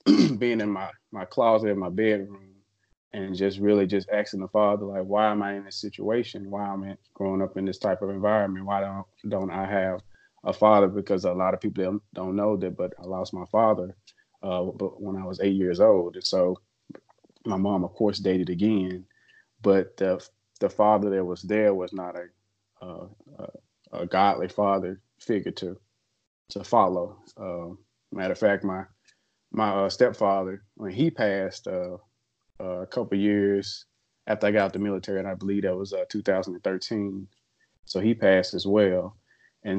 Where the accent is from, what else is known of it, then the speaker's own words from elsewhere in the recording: Memphis, Tennessee, United States; I grew up in Memphis my whole life.